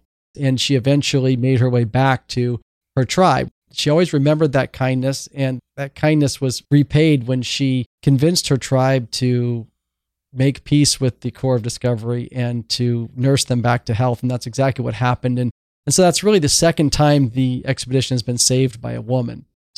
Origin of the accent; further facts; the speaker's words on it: Oregon, United States; now in Seattle, United States; I live in Seattle in the Pacific Northwest. I grew up in Oregon